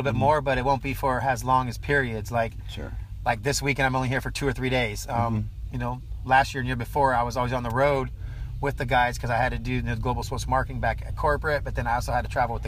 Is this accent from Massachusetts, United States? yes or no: no; San Diego, California, United States; I grew up in the West Coast, California